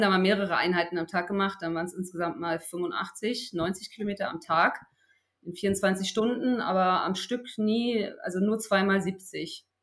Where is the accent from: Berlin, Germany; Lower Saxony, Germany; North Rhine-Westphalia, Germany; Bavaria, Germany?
Berlin, Germany; hier in Berlin, ich komme ja aus Berlin